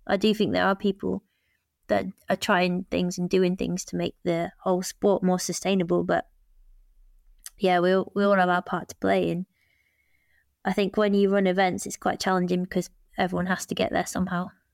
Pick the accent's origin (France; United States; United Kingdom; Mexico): United Kingdom; we're British